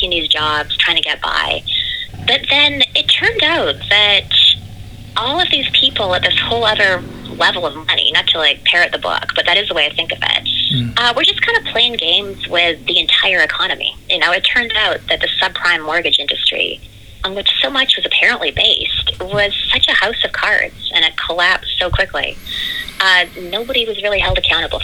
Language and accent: English; Canada; now in New York City, United States; We're both from Canada